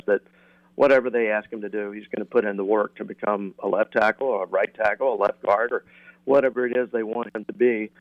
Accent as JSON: {"language": "English", "region": "the South", "country": "United States", "accent": "southern", "said": "my southern accent"}